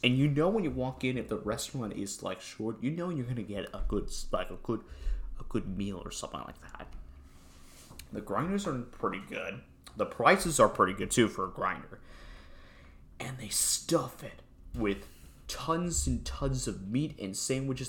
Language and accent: English; United States; I'm from America